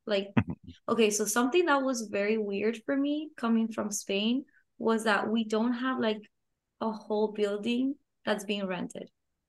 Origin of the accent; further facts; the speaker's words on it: Tallahassee, Florida, United States; I come from Tallahassee, so we have like student housing everywhere.